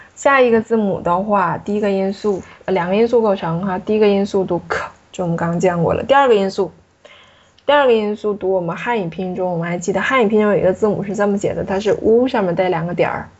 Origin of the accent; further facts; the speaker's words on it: China; 尤其对我们中国人来说是比较有难度的。